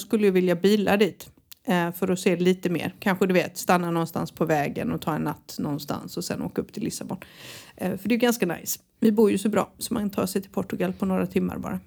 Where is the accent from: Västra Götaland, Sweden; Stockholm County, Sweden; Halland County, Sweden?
Halland County, Sweden; Halmstad; moved away; när jag föddes på Halmstad BB